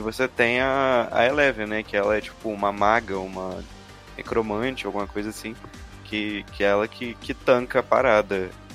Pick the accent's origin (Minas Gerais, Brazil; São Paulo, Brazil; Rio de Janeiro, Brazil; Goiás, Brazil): Minas Gerais, Brazil; eu sou de Minas